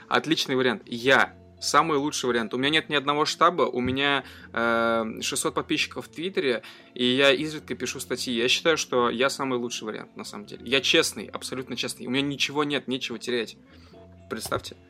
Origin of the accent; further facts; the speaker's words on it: Ufa, Bashkortostan, Russia; now in Moscow, Russia; я родом из Уфы, живу в Москве